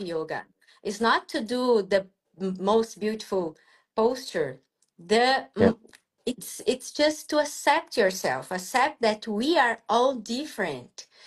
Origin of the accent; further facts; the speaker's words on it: Brazil; I am abroad from Brazil